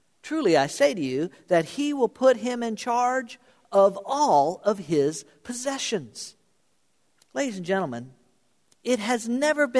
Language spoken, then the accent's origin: English; South Florida, United States; moved away; I grew up in South Florida. Not a lot of ice hockey in South Florida when I was growing up